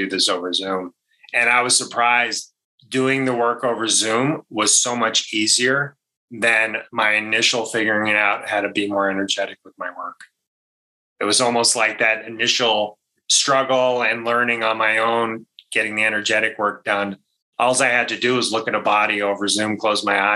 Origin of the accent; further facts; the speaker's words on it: Maine, United States; I grew up in Maine